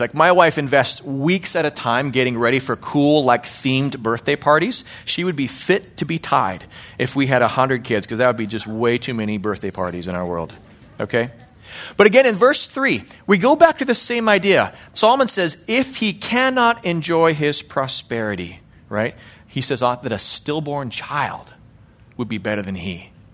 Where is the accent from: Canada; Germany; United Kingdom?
Canada; Calgary, Alberta; born or raised there; moved away as an adult; now in United States